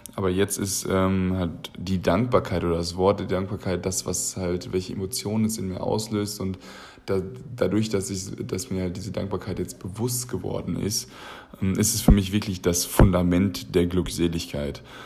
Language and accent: German; Germany; Wir als Deutsche